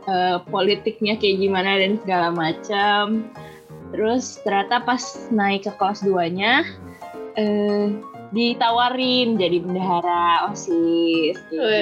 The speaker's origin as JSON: {"language": "Indonesian", "town": "Bogor", "region": "West Java", "country": "Indonesia", "said": "Aku dari Bogor, tapi aku berkuliah eh, uh, kuliah di Universitas Pasundan jurusan Teknologi Pangan. Tapi currently sekarang aku lagi di Bogor sih lagi pulang."}